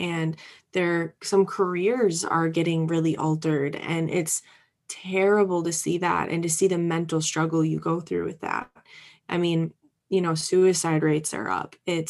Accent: Midwest, United States; And I'm from the Midwest. So there's this Midwestern hospitality that is just so strong

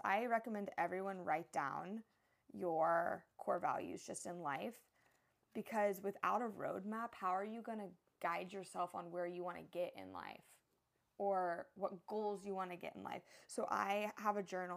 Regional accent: Texas, United States; also born or lived in San Diego, California; now in Hawaii, United States; I'm from Texas, which is like my true home

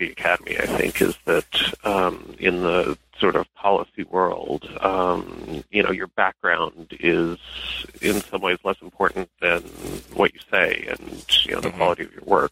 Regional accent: Denver, Colorado, United States; moved away as an adult; So I am originally from Denver. I lived there most of my childhood till I was 18

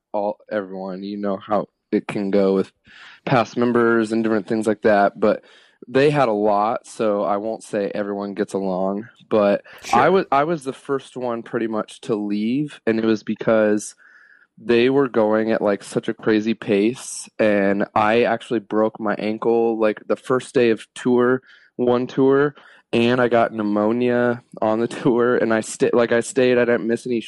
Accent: Kettering, Ohio, United States; moved away as an adult; also born or lived in Oceanside, California / Las Vegas / Arizona; now in Los Angeles, United States; I grew up in Dayton, Ohio in a suburb called Kettering

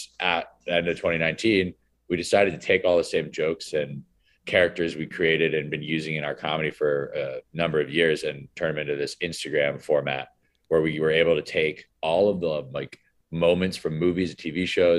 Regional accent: Greenwich, Connecticut, United States; We all grew up together in Greenwich, Connecticut. It's a town outside of New York City, sort of a commuter suburb town.

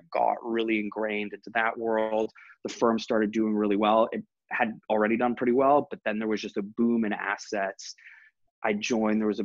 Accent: Toronto, Ontario, Canada; moved away as an adult; also born or lived in London; I grew up in Toronto and then graduated from Ivy in 2008

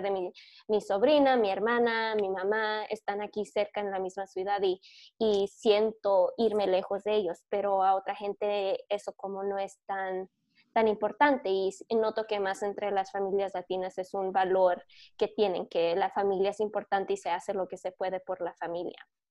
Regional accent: Michigan, United States; also born or lived in California; Y cuando les digo que soy de Michigan, me dicen, ¿de dónde naciste? Y luego cuando les digo que nací en California

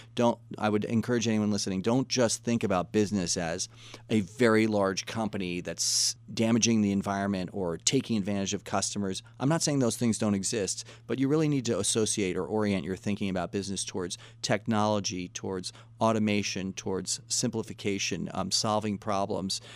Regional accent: Washington, District of Columbia, United States; We grew up in Washington, D C.

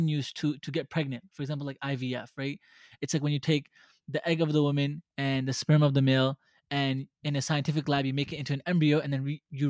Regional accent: New York City, New York, United States; I was born and raised in Brooklyn

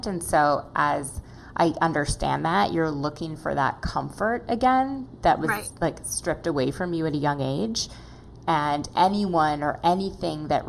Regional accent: Minneapolis, Minnesota, United States; moved away; I am from Minneapolis originally

